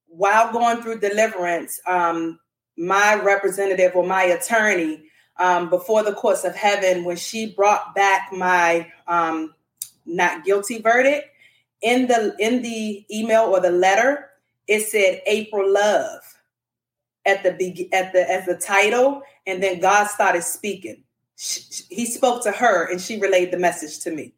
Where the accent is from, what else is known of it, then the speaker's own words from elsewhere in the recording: Washington, District of Columbia, United States; also born or lived in Dallas, Texas; now in Houston, United States; I am originally from Washington, D.C. I am currently residing in Texas. I'm in Houston for now.